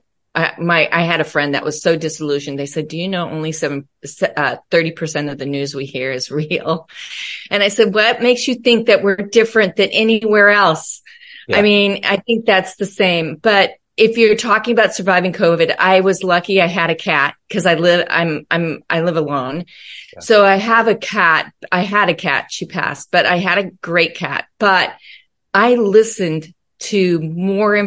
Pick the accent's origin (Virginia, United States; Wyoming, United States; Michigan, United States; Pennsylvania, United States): Wyoming, United States; Laramie; born or raised there; also born or lived in North Platte, Nebraska; now in Southern California, United States